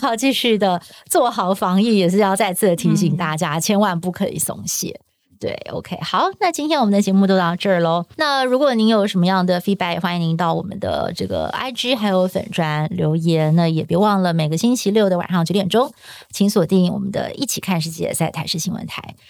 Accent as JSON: {"language": "Chinese", "country": "Taiwan", "said": "我们是台湾人"}